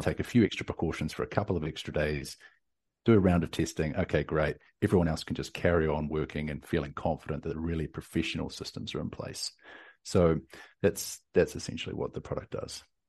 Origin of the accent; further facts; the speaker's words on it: New Zealand; now in Austin, United States; I'm from New Zealand, down from the deep south, uh, but currently in Austin, Texas.